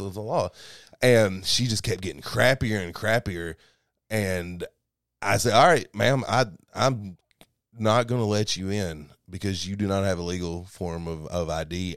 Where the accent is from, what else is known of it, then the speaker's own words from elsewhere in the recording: Kentucky, United States; moved away; We go back to Kentucky maybe once every three months or so